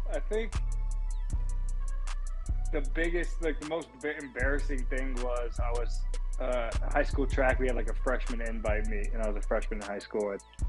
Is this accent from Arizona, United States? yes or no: yes; Phoenix, Arizona, United States; Right now I'm in Maryland, in Annapolis training, but I'm from Phoenix, Arizona, so I like to go home and see my family